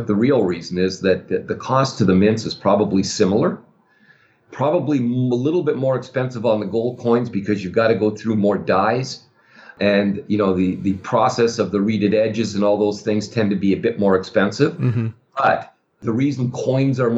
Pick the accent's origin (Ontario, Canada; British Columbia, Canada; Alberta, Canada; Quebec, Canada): Ontario, Canada; Toronto; now in United States; I'm now an American resident, but I grew up in Toronto, Canada